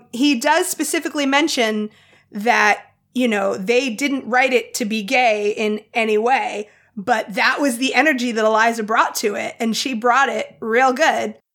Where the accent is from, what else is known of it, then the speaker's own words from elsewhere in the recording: Providence, Rhode Island, United States; accent: private school accent; I am from Providence, Rhode Island.